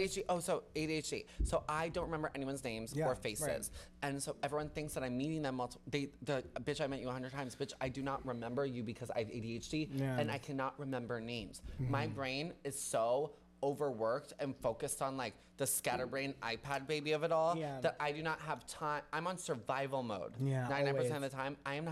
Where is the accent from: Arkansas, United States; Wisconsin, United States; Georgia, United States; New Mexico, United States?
Wisconsin, United States; Milwaukee; moved away as an adult; now in New York City, United States; So I grew up in Wisconsin